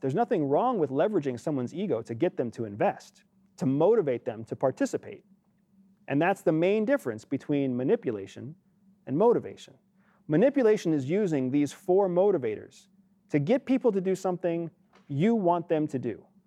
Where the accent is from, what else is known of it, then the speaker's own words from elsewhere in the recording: United States; as an American